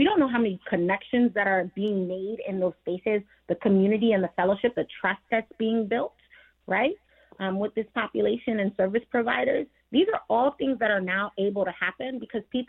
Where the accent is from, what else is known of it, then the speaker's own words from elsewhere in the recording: New York, United States; I'm from New York as well. I come from a first generation Caribbean home.